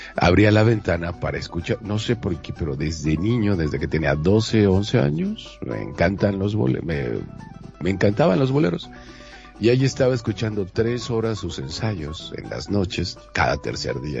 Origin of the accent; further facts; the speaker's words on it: Mexico; como mexicana y mexicanos que somos